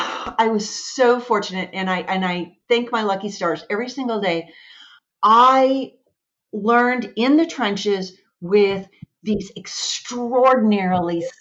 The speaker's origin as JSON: {"language": "English", "region": "Washington", "country": "United States", "tie": "born or raised there", "also_born_or_lived": "Michigan", "moved": "as an adult", "said": "I was born and raised in Washington"}